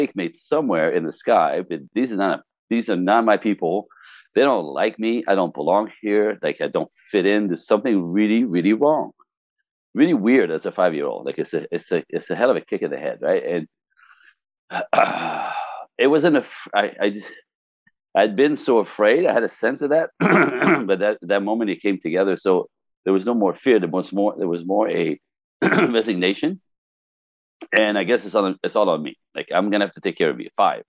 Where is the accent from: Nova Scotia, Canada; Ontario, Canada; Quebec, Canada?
Quebec, Canada; Quebec City; moved away; also born or lived in Los Angeles; I was born French Canadian in Quebec City, number four out of five kids